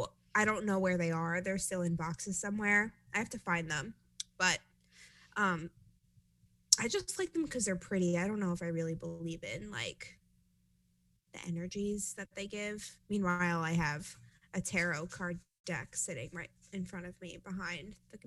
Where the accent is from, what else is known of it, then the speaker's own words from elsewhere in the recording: New York, United States; accent: New York; now in North Carolina, United States; I feel like my accent has dwindled a little bit living in North Carolina, but people still clock me for my accent all the time. They think I'm from New Jersey first